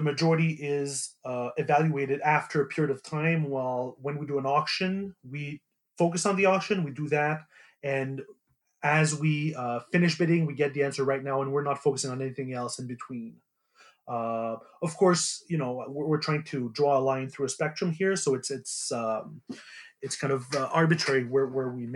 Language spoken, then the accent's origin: English; Montreal, Quebec, Canada; I'm from Montreal